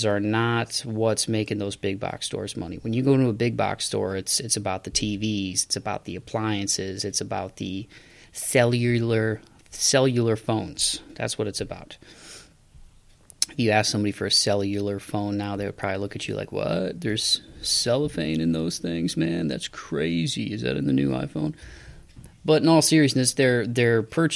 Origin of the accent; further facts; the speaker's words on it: Toledo, Ohio, United States; Toledo, Ohio, my hometown.